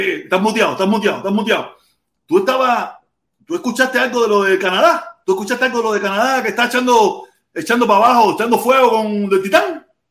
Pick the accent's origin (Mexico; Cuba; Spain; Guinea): Cuba; Havana; moved away; nací en La Habana, en el Vedado, pero parece que tengo mi influencia pinareña